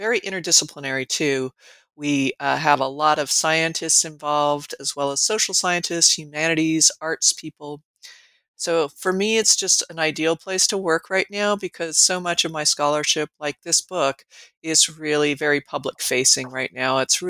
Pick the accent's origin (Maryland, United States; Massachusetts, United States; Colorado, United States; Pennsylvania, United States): Colorado, United States; moved away as an adult; also born or lived in California / New Mexico; now in Nebraska, United States; But I grew up in mostly in Colorado, and then I've spent a lot of my adult life in California, New Mexico, and mostly here in Nebraska, where I live now.